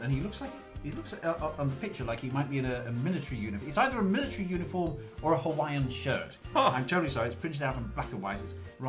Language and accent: English; near Liverpool, North West England, United Kingdom; moved away; also born or lived in Glasgow; I lived in Glasgow for 4 years. I've seen the hard left. I grew up near Liverpool.